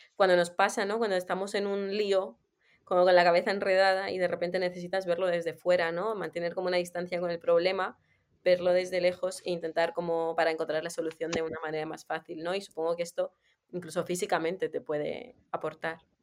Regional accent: Armenia; moved away; yo soy de Armenia

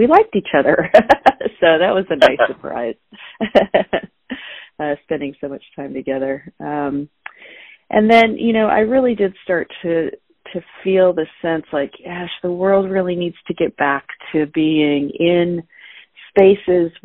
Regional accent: Orange County, California, United States; I grew up in Southern California, in Orange County, California, in the suburbs

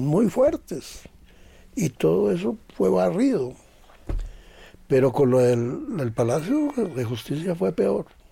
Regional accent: Zipaquirá, Cundinamarca, Colombia; nosotros de Zipaquirá.

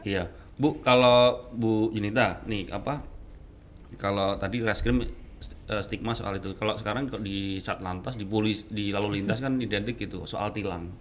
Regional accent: Yogyakarta, Special Region of Yogyakarta, Indonesia; now in Batam, Indonesia; saya kan orang Jogja

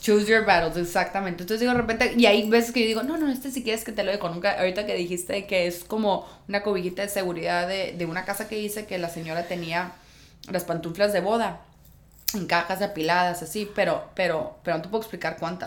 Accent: Tijuana, Baja California, Mexico; moved away as an adult; also born or lived in Guadalajara; yo soy de Tijuana

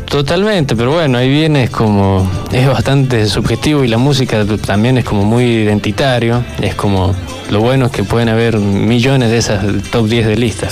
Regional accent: San Luis, Argentina; soy de acá de San Luis

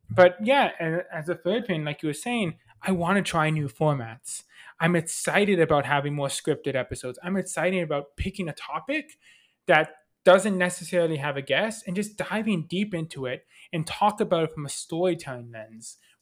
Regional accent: Canada; I'm Canadian

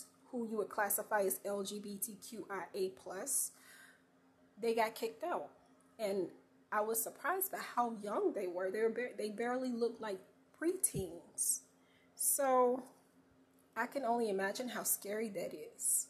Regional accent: North Carolina, United States; I'm a country girl born and raised in North Carolina

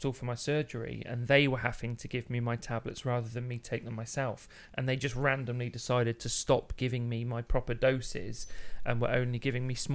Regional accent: Midlands, United Kingdom; growing up in the Midlands

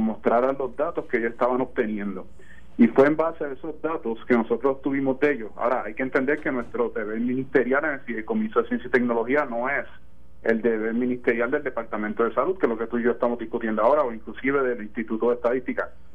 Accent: Puerto Rico; nosotros como puertorriqueños

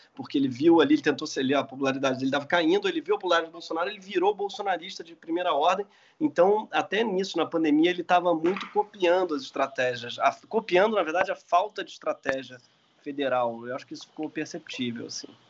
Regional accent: Rio de Janeiro, Brazil; a gente como carioca

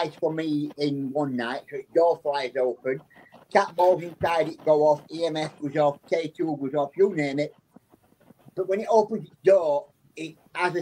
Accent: Barnsley, Yorkshire and the Humber, United Kingdom; I'm from a little town in England called Barnsley, which is in County of South Yorkshire

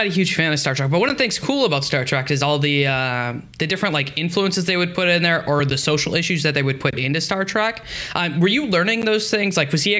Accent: United States; I grew up in the States

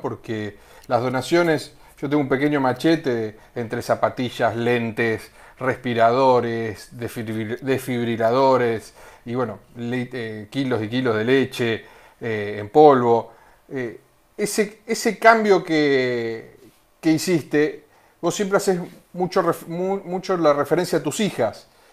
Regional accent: Pinamar, Buenos Aires Province, Argentina; nosotros somos de, de Pinamar

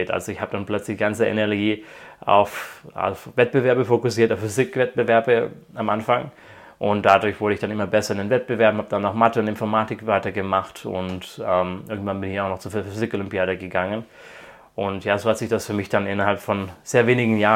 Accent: Croatia; also born or lived in Germany; Also ich bin zwar in Deutschland geboren, aber als ich fünf Jahre alt war, sind meine Eltern nach Kroatien ausgewandert, haben dort angefangen für eine deutsche NGO zu arbeiten.

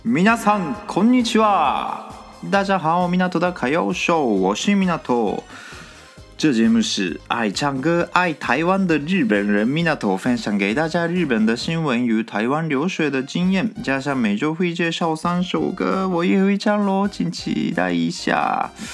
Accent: Japan; 我们日本人

